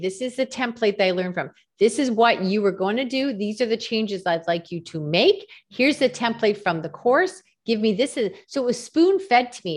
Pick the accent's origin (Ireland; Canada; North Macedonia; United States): Canada; I'm Canadian